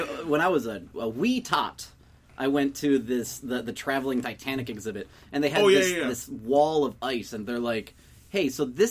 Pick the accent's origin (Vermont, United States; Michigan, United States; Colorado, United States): Michigan, United States; we're from Michigan